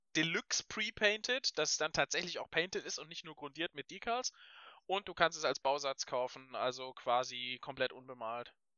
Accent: Wangen im Allgäu, Baden-Württemberg, Germany; ich komme aus Wangen

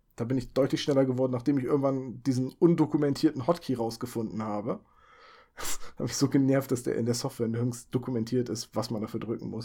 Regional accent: Bremen, Germany; also born or lived in Oldenburg; weil ich von Oldenburg nach dem Studium zurückgezogen bin in meine Heimat nach Bremen

